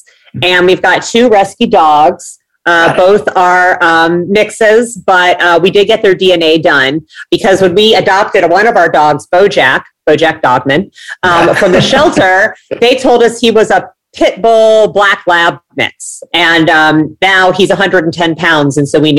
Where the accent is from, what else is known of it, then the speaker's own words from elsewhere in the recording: Midwest, United States; I grew up in the Midwest. I always dreamed of living near the beach.